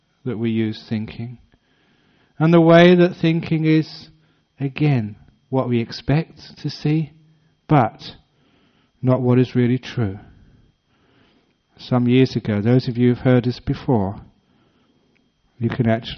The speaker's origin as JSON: {"language": "English", "region": "London", "country": "United Kingdom", "tie": "born or raised there", "moved": "yes", "said": "my old places where I grew up in West London"}